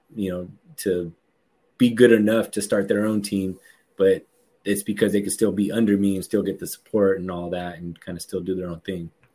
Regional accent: San Francisco Bay Area, California, United States; I'm from uh, the San Francisco Bay Area, um, and uh, I've been here for my entire life

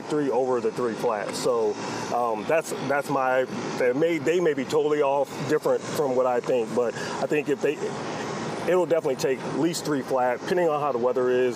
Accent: Rochester, New York, United States; now in Waco, United States; somebody from my hometown

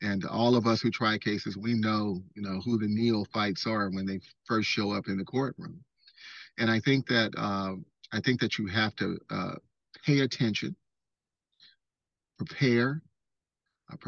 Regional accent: San Francisco Bay Area, California, United States; growing up in the San Francisco Bay Area

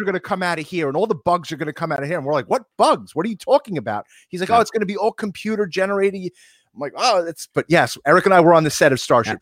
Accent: Long Island, New York, United States; we're from Long Island

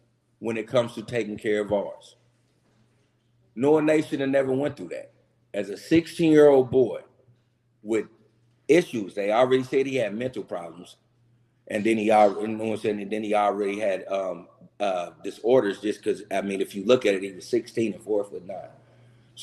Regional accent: Kansas City, Missouri, United States; also born or lived in Tulsa, Oklahoma; I was born and raised in Kansas City, but I also lived a couple of years of my life in Tulsa

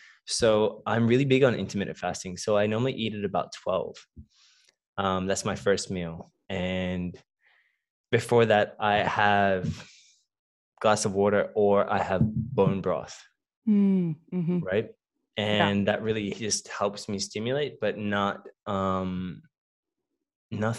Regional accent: Melbourne, Victoria, Australia; I was born and raised in Melbourne, Australia. Both of my parents come from Cape Town, South Africa

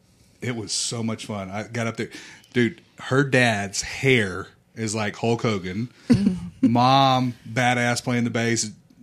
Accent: La Porte, Texas, United States; I came from LaPorte.

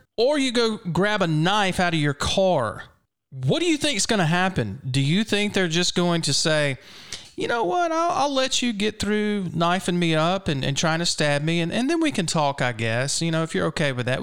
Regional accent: Brandon, Mississippi, United States; also born or lived in Flowood, Mississippi; technically, my hometown is Flowood, but I grew up in Brandon

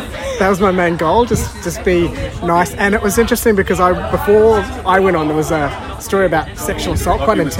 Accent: India; now in Australia; I grew up in India, we know that those are samosas.

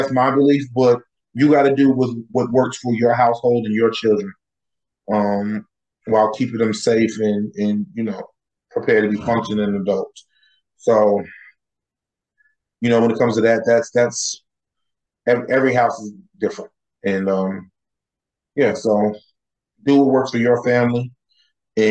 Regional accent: United States; me as an American

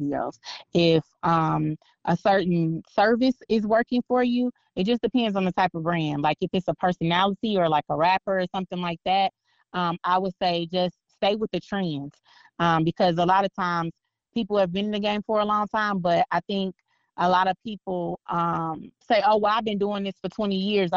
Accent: Northwest Indiana, United States; now in Las Vegas, United States; I live in Vegas now, but when I first moved out here, I didn't understand the way they said certain stuff, because, you know, I'm from Northwest Indiana

